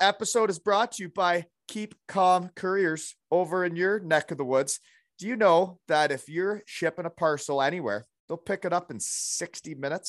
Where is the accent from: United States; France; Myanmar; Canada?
Canada; Elmira, Ontario; My hometown, which is a small town like Trail, British Columbia, or used to be. Now it's getting bigger